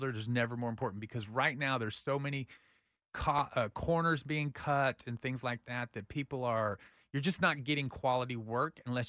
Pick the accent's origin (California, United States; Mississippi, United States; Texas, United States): Texas, United States; Austin; I grew up in here in Austin, so we have to live in realism.